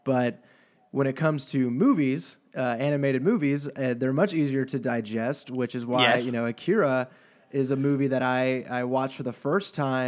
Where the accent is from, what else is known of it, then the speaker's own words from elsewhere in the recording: Houston, Texas, United States; born there; I was born in Houston.